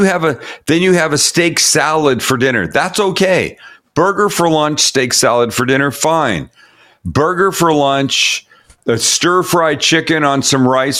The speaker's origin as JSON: {"language": "English", "country": "Canada", "moved": "yes", "lives_now": "United States", "said": "my first year as an American. Every other 4th of July that we've spent together, if the show has fallen on a 4th of July, I have been a Canadian."}